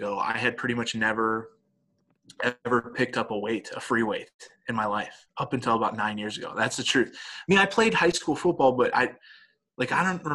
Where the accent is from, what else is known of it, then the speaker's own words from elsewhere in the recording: Dallas, Texas, United States; moved away; This is where I grew up in Dallas.